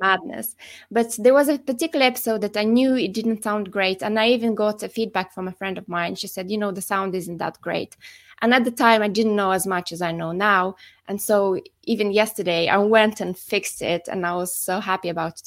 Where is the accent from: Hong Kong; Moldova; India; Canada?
Moldova; moved away; I'm originally from the Republic of Moldova, but I've been living abroad for quite a few years